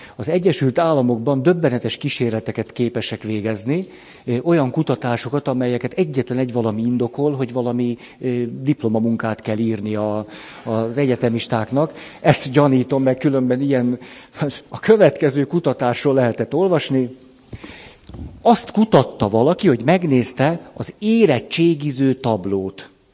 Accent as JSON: {"language": "Hungarian", "country": "Hungary", "said": "magyarként is ott vagyok"}